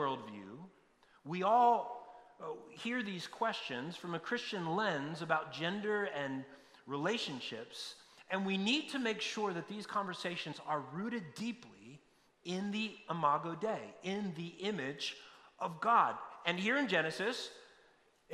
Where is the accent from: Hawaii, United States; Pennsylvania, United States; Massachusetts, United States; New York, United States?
Pennsylvania, United States; near Hawk Mountain; I grew up in Pennsylvania near Hawk Mountain